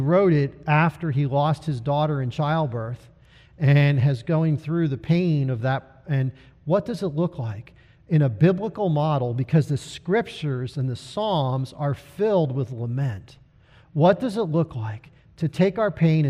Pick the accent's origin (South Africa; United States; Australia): United States; as Americans